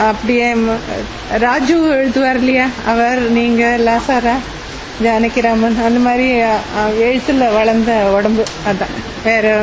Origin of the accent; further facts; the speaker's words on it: Chennai, Tamil Nadu, India; சென்னை தான் என்னோட சொந்த ஊர் எத்திராஜ் மகளிர் கல்லூரியில முனைவர் பட்டத்துக்காக படிச்சுக்கிட்டு இருக்கேன்